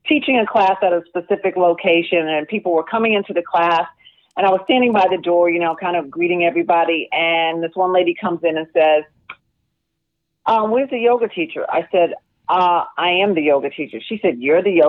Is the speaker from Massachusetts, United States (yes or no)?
yes; Massachusetts, United States; moved away as an adult; also born or lived in New York City, New York; now in Washington D.C. area, United States; So I was born and raised in New York City, but lived in Massachusetts most of my life. I went to school in Massachusetts